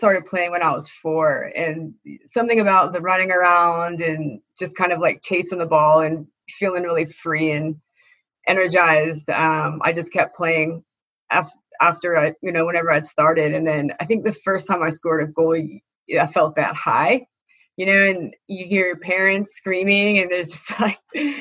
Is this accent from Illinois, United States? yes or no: no; Elk Grove, California, United States; I grew up in Elk Grove